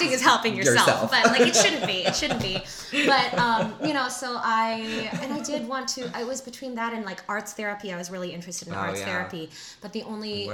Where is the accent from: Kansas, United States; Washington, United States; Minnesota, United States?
Washington, United States; Renton; I grew up in Renton, Washington